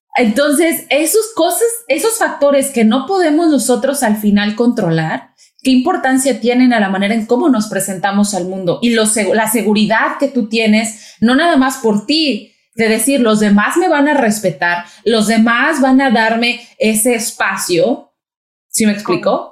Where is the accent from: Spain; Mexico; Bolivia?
Mexico; also born or lived in Brazil; now in United States; soy mexicana, viví en México